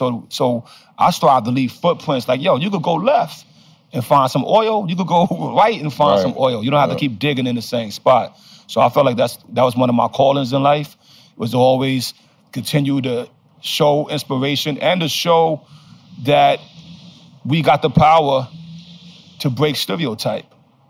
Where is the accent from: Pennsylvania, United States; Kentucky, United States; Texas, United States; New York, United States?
New York, United States; Brownsville; And yeah, but I'm from Brownsville. Never ran, never will, yo.